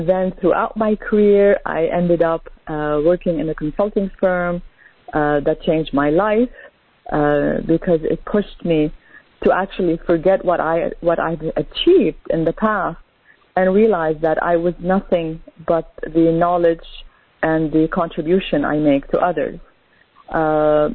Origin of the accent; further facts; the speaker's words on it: Canada; also born or lived in Lebanon; I was born in Lebanon, and as a child, we immigrated as a family to Canada